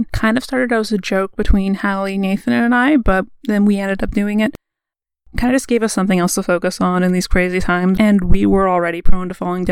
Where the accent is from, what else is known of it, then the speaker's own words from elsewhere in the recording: Canada; We're Canadian